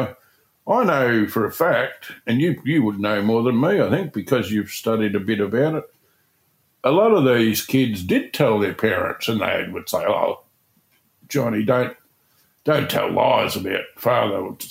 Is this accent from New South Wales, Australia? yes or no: no; Hamilton, Victoria, Australia; I was born in Hamilton, went to a school called St. Mary's